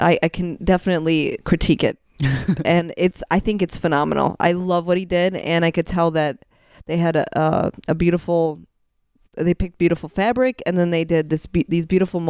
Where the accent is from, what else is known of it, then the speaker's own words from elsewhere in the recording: Highland, Indiana, United States; moved away; also born or lived in Chicago; I'm from Highland, Indiana.